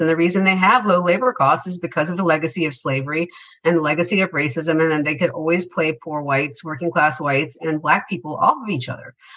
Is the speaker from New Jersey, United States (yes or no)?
no; Atlanta, Georgia, United States; also born or lived in Hattiesburg, Mississippi / Appalachia; I was born in Hattiesburg, Mississippi, actually. Uh, spent my whole life in the South, mostly in the Atlanta area